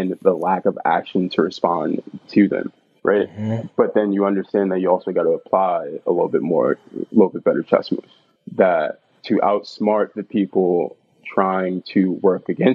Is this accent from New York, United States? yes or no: yes; New York City, New York, United States; I grew up in East New York